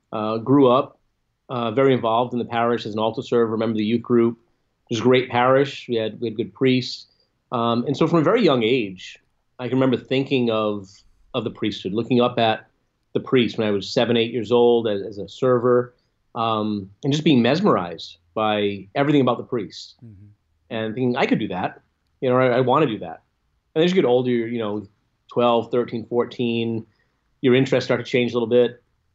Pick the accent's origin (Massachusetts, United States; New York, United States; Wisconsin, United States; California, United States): Massachusetts, United States; Fall River; also born or lived in Rome, Italy; I'm from Fall River, Massachusetts, where I grew up, and lived here till I was 19 when I went to Franciscan University for my undergrad studies in philosophy, theology, and catechetics.